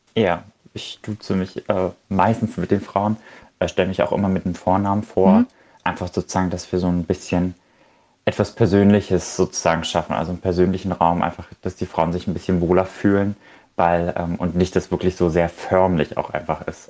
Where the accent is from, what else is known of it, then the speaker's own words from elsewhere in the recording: Germany; also born or lived in Berlin; bei uns in Deutschland